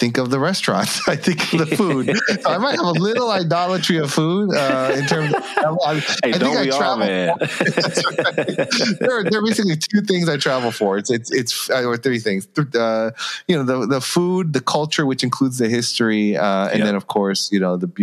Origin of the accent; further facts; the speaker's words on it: Chicago, Illinois, United States; I was born and raised in Chicago